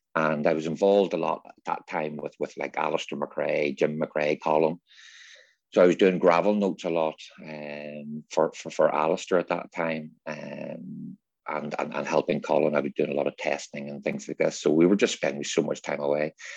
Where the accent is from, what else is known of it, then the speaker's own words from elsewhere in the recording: Northern Ireland, United Kingdom; growing up in North, Northern Ireland in the seventies and eighties